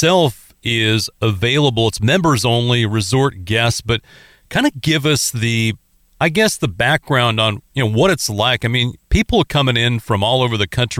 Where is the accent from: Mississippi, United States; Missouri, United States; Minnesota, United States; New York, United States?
Minnesota, United States; I'm obviously from Minnesota